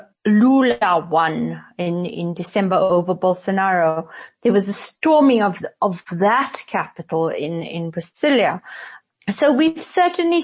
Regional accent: South Africa; as a South African

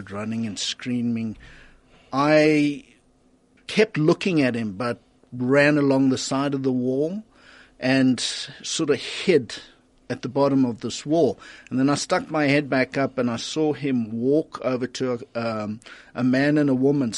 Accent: Centurion, Gauteng, South Africa; I grew up in Littleton in a Defence Force related community

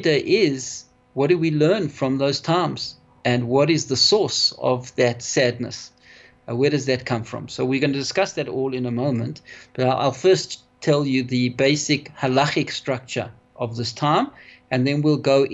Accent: Johannesburg, Gauteng, South Africa; I was brought up here in South Africa, in Johannesburg, and had a wonderful life in Johannesburg

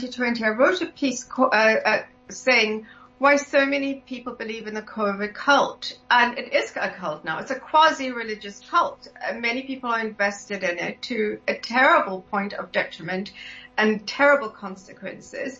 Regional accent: South Africa; growing up in South Africa

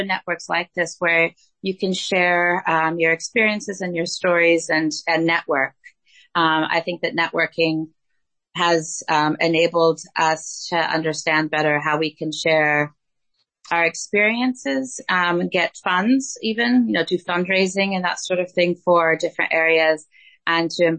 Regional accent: United States; moved away as an adult; also born or lived in Gabon; now in South Africa; I'm obviously American. I grew up in the United States

